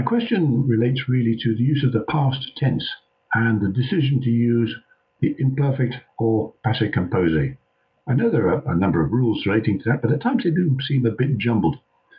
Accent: East of England, United Kingdom; English is a second language; I'm from Hertfordshire in the UK, a French learner for about 3 years.

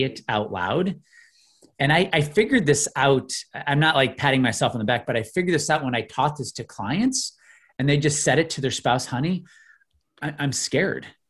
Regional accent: outside of Chicago, Illinois, United States; I grew up in the Midwest. I grew up in Illinois outside of Chicago

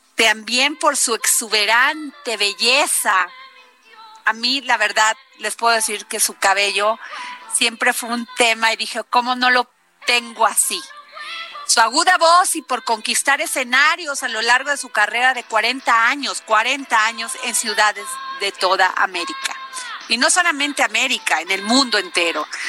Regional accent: Veracruz, Mexico; en Veracruz de donde yo soy

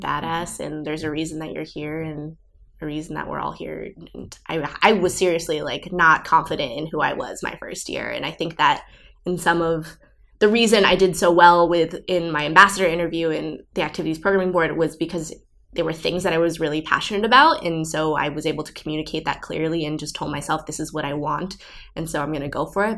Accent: Southern California, United States; moved away; also born or lived in Brussels, Belgium; I am from Southern California originally

